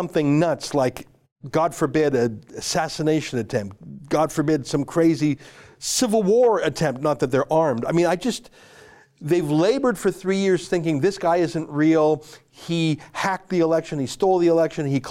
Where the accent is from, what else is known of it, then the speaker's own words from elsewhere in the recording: Canada; I'm a Canadian